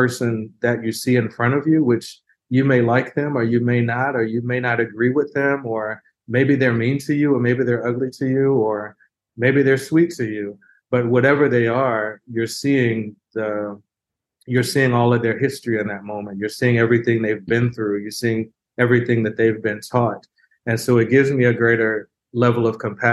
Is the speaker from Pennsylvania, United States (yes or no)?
no; Houston, Texas, United States; I grew up in Houston